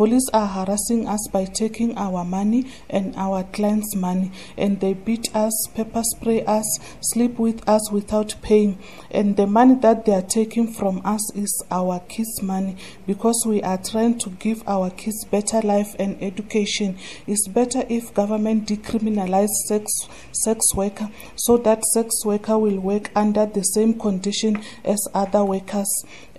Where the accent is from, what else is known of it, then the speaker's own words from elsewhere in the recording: Rustenburg, North West, South Africa; I'm from Rustenburg.